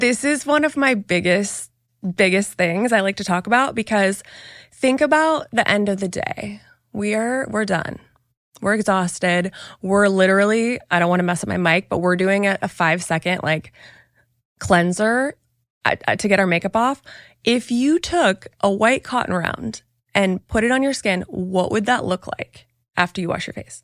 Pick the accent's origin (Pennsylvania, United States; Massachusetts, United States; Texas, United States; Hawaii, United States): Hawaii, United States; moved away; also born or lived in Oregon; I was born in Hawaii, spent most of my childhood years there